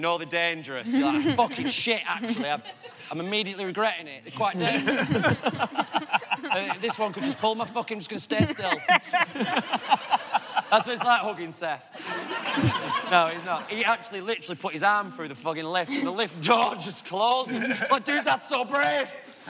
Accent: England, United Kingdom; An Irish person. I'm English.

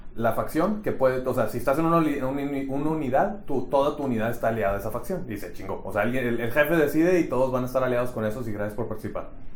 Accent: Monterrey, Nuevo León, Mexico; yo soy de Monterrey también

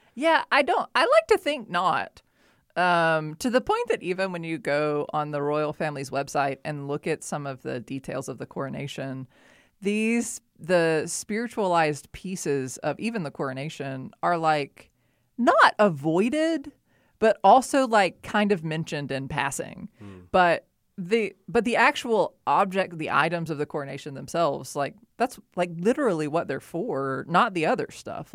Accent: United States; an American Baptist

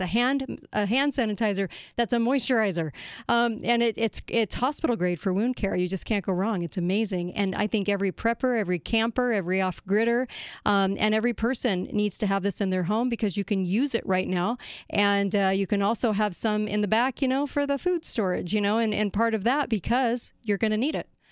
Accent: United States; as an American

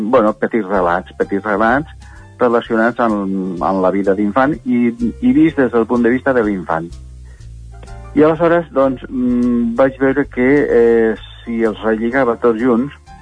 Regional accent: native village in the Los Vélez area, Andalusia, Spain; also born or lived in Badalona, Catalonia; now in Catalonia, Spain; és el meu poble, eh, el poble natal

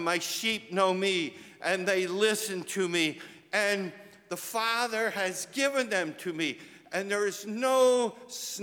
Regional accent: Delaware County, a suburb of Philadelphia, Pennsylvania, United States; I grew up in Delaware County, a suburb of Philadelphia.

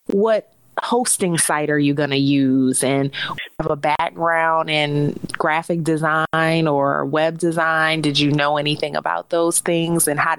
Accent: New Orleans, Louisiana, United States; moved away as an adult; also born or lived in Baltimore / Chicago / Dallas; My radio career required many cross-country relocations from my hometown of New Orleans to Baltimore, St. Louis, Chicago, Dallas, and now back to New Orleans.

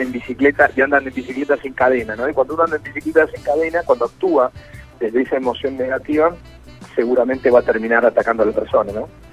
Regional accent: Puerto Galván / near Bahía Blanca, Buenos Aires Province, Argentina; yo soy de Puerto de Grano, así que soy vecino

